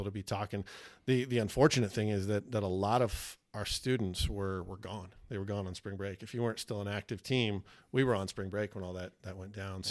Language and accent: English; Salina, Kansas, United States; That's in my hometown